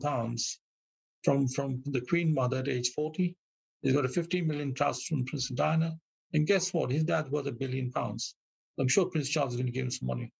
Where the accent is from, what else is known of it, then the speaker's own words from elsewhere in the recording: Kenya; now in United Kingdom; I decide to want to go back to my mother country, I can then become domicile back in Kenya.